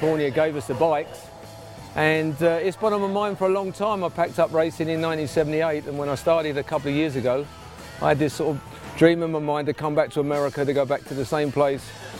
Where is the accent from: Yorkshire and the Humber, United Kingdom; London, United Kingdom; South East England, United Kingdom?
London, United Kingdom; I'm from London. I live in London, just south of Heathrow Airport.